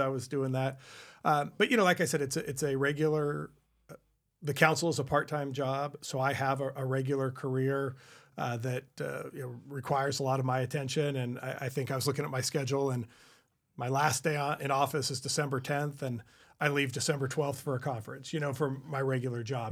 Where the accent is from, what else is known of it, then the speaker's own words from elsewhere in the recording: California, United States; this is my hometown